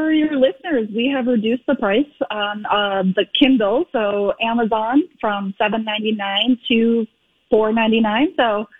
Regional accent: Fargo, North Dakota, United States; it's set in like my hometown area of Fargo-Moorhead

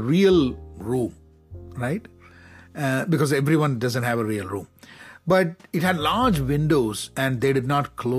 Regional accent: Kerala, India; I'm from Kerala

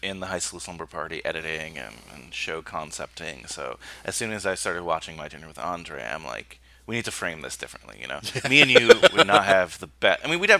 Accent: New Jersey, United States; also born or lived in Queens, New York; I'm a Queens guy, born there. I mean, I didn't, you know, I grew up in Jersey, but I went to St. John's.

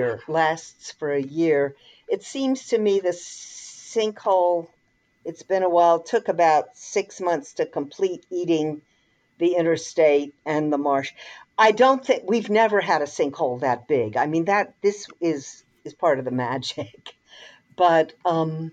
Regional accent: United States; I'm an American

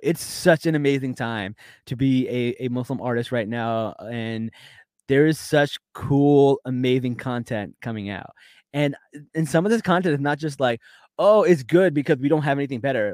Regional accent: New York, United States; I'm from New York

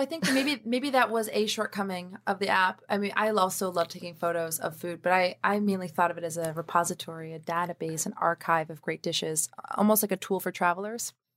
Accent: New York City, New York, United States; I was born in Harlem, New York

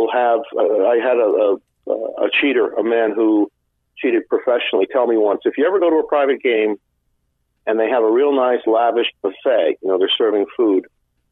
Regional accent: Northeast, United States; I'm from the Northeast

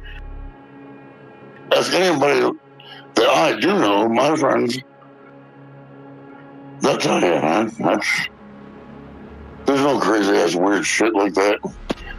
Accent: Michigan, United States; moved away as an adult; I moved away from Michigan in 96, 97, and I came back because my dad said I could have a house

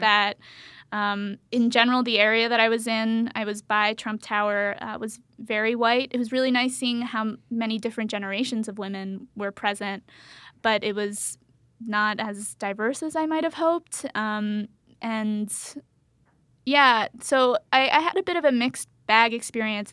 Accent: Pennsylvania, United States; I'm from Pennsylvania

